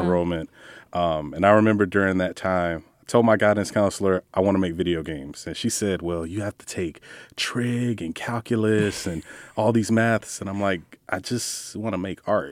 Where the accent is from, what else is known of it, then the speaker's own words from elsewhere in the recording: Jacksonville, Florida, United States; first language English; Jacksonville, Florida, grew up on the north side.